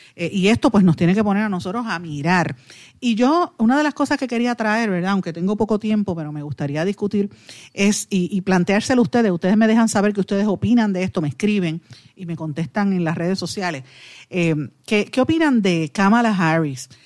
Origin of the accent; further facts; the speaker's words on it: Guaynabo, Puerto Rico; de mi pueblo de Guainabo, mi ex vecino Ángel Pérez, y digo ex vecino porque cuando éramos niños nos criamos prácticamente en la misma, en la misma zona